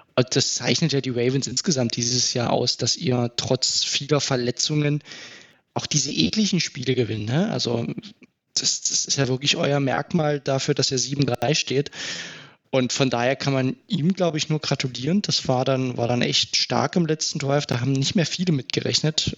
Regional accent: Dresden, Saxony, Germany; Ich selbst komme aus Dresden

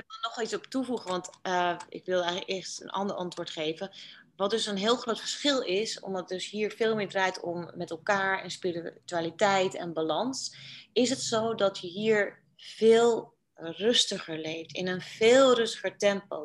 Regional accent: Netherlands; moved away as an adult; now in Bali, Indonesia; als Nederlander

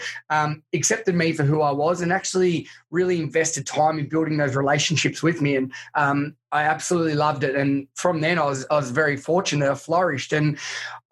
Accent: country Victoria, Australia; I grew up in country Victoria in Australia, and so about 2 hours from Melbourne

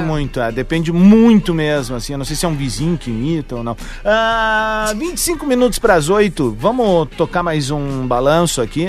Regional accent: Viamão, Rio Grande do Sul, Brazil; uma parte muito bonita da minha infância em Viamão

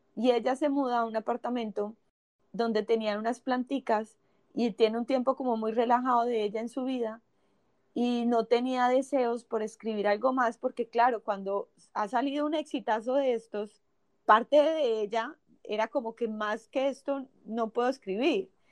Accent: Cali, Valle del Cauca, Colombia; now in Miami, United States; creadora de Tribu Femenina de Cali, Colombia

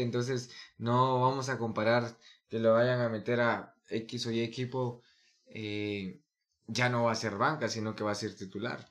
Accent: Guatemala; nos están representando como guatemaltecos

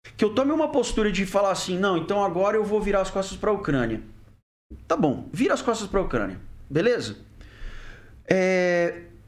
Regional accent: Brazil; also born or lived in Germany; eu, como brasileiro

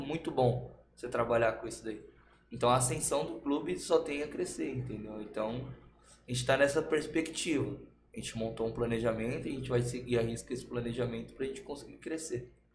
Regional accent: São Paulo, Brazil; now in Osasco, Brazil; Sou daqui, criado, nasci e criado aqui no Rio Pequeno também. Mas hoje eu moro pro lado de Osasco.

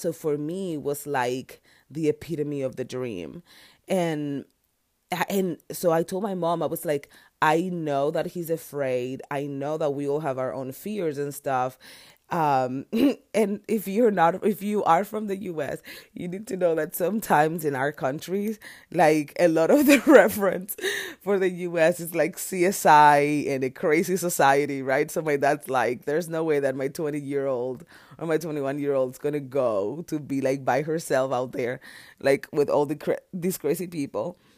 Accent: Dominican Republic; moved away as an adult; now in United States; I'm from Dominican Republic, an island.

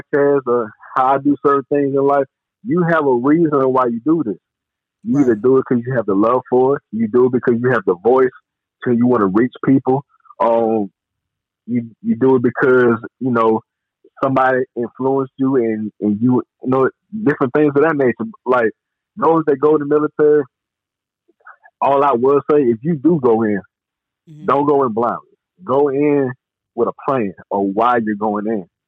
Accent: New Orleans, Louisiana, United States; moved away; also born or lived in Alabama; being that I'm from Alabama, I grew up on the outskirts of New Orleans

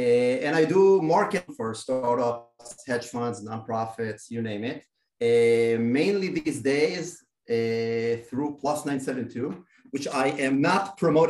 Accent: Israel; born and raised in Israel.

